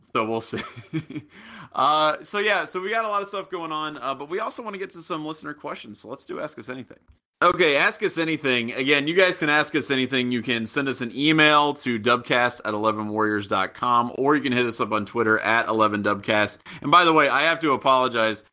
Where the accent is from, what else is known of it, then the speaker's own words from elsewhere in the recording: Southwestern Ohio, United States; I'm from Southwestern Ohio.